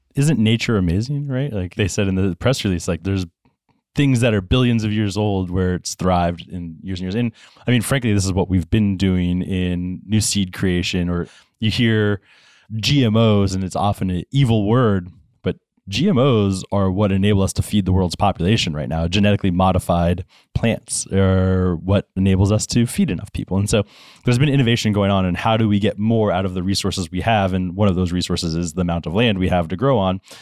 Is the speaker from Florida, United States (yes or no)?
yes; Florida, United States; Grew up in Florida